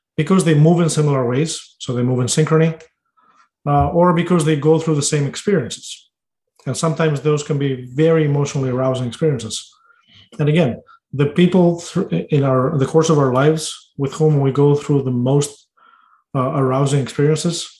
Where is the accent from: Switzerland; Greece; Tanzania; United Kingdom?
Greece; born or raised there; now in United States